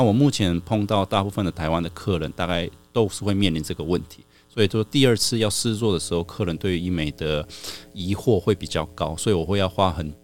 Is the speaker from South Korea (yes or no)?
yes; South Korea; moved away as an adult; now in Taiwan; 我妈妈那边算是韩国人